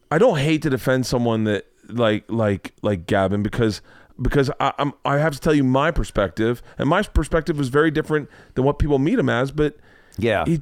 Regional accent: Canada; I was like, well, I was growing up in Canada

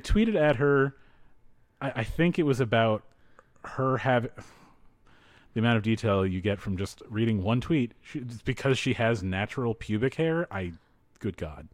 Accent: East Coast, United States; moved away; I grew up on the East Coast

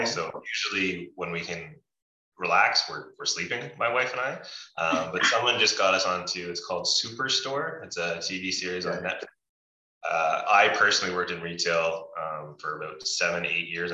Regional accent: Kingston, Ontario, Canada; Born and bred, Kingston, Ontario. I've done all my schooling in Kingston, Ontario as well.

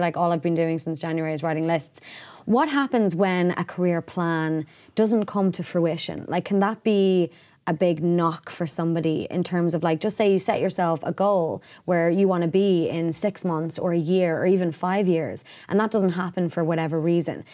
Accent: Ireland; being Irish

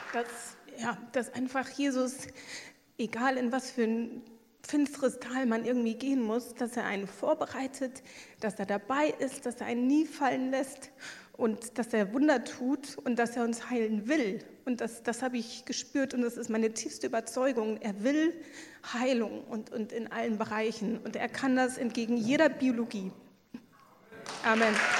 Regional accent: Luxembourg; ich komme aus Luxemburg

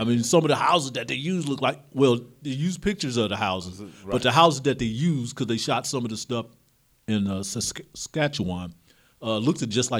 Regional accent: Midwest, United States; now in Sacramento, United States; Y'all know I'm from the Midwest.

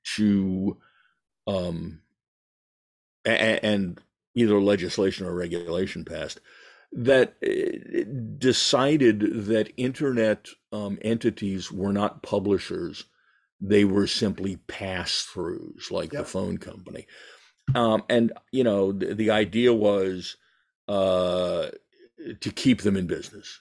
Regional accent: New York City, New York, United States; I'm Jewish. I'm from New York

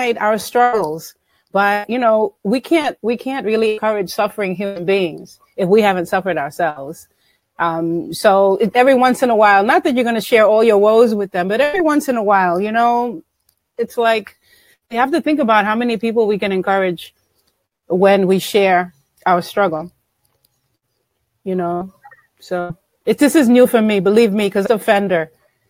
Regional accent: New York, United States; also born or lived in Honduras; I was born in Honduras, which means absolutely nothing because I grew up in New York

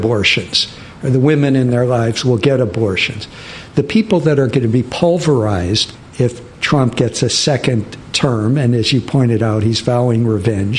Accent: Michigan, United States; now in New York, United States; I grew up in Michigan with the big Arab American population.

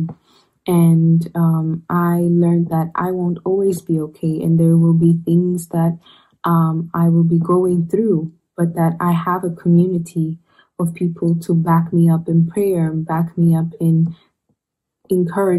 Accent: Ethiopia; moved away as an adult; now in Rome, Italy; I am from Ethiopia

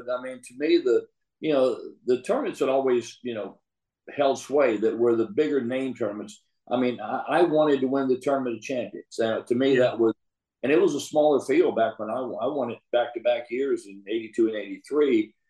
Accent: Richmond, Virginia, United States; now in Dallas, United States; another guy that we grew up with in Richmond

